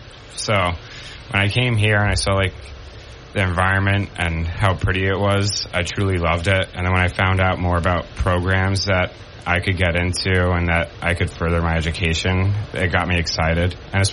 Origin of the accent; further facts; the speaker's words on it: Rockaway Beach, New York, United States; now in Binghamton, United States; Yeah, so I grew up in Rockaway Beach, Queens.